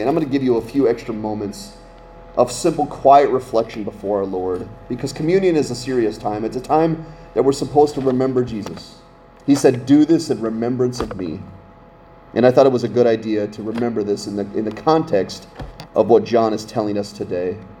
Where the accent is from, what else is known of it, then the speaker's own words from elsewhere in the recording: Scranton, Pennsylvania, United States; now in Littleton, United States; we only lived two hours from New York City growing up in Scranton, Pennsylvania